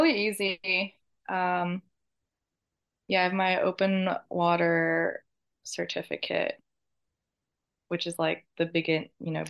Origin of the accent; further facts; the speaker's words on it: Virginia, United States; also born or lived in South Korea; now in New York, United States; I was born in the States. I grew up in Korea I was raised there until I was like 7, and then I moved back to the States. But I mostly grew up in Virginia.